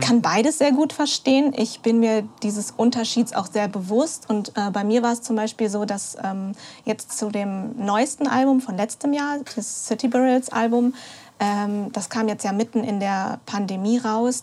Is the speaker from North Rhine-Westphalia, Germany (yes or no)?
yes; North Rhine-Westphalia, Germany; Ich komme ja aus der Region